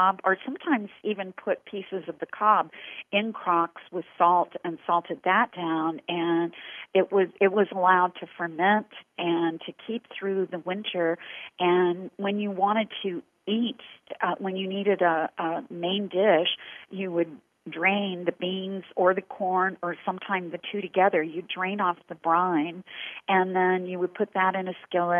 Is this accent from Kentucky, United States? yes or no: yes; Corbin, Kentucky, United States; the town that I grew up in Corbin, Kentucky